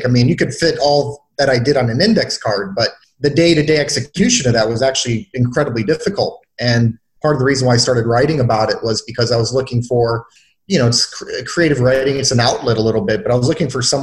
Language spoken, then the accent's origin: English; Detroit, Michigan, United States; I grew up very poor in Detroit, Michigan